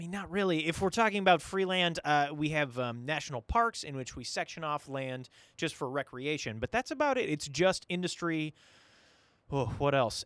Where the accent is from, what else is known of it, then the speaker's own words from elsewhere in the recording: St. Cloud, Minnesota, United States; I was born here in Saint Cloud, Minnesota